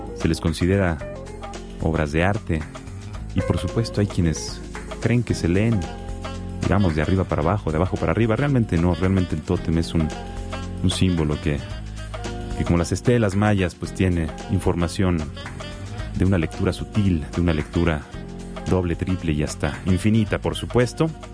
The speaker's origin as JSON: {"language": "Spanish", "country": "Mexico", "said": "siendo mexicano"}